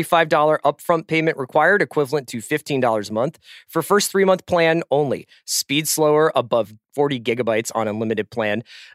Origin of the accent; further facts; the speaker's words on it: Philadelphia, Pennsylvania, United States; moved away; down in my hometown.